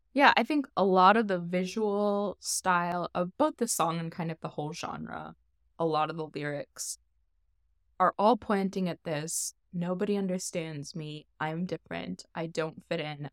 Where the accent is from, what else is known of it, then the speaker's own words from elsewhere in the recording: Midwest, United States; moved away as an adult; I was raised Catholic in the Midwest